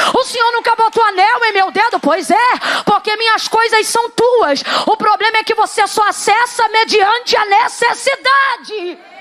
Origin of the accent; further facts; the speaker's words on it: Brazil; nós somos brasileiros